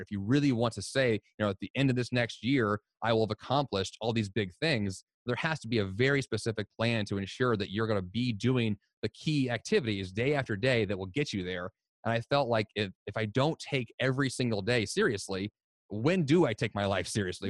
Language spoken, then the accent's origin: English; Columbia, Missouri, United States; moved away as an adult; also born or lived in Boston; I grew up in Columbia, Missouri, in the United States